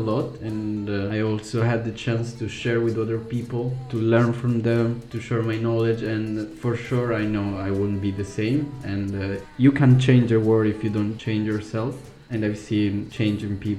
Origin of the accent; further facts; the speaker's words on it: Italy; moved away as an adult; now in Iceland; I'm from Italy. I was born and raised there, but my parents are Colombians.